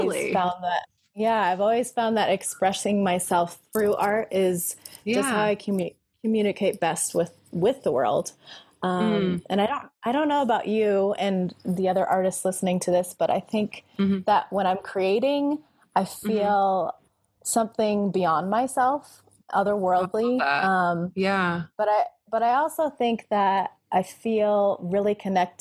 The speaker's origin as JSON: {"language": "English", "region": "Colorado", "country": "United States", "tie": "born or raised there", "also_born_or_lived": "California", "said": "I was born here in Colorado"}